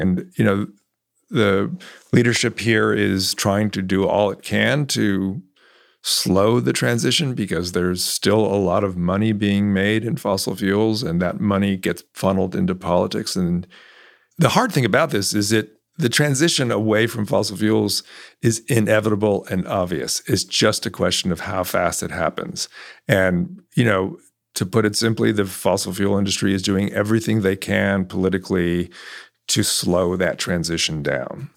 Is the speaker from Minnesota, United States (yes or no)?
no; California, United States; also born or lived in New York; now in Texas, United States; I grew up in California